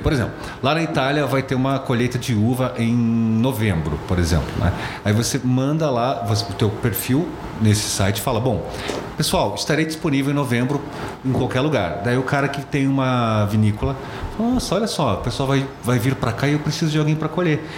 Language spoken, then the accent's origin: Portuguese; Brazil; eu sou do Brasil